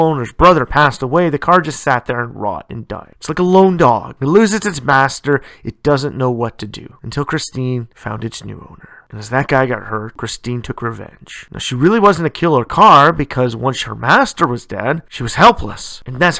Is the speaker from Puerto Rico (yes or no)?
no; Canada; Canada, my home country